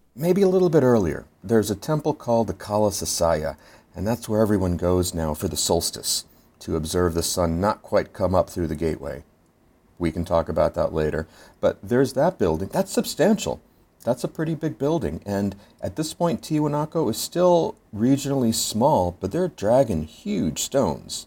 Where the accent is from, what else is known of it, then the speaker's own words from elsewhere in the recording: Philadelphia, Pennsylvania, United States; I'm from Philadelphia, and we have our Liberty Bell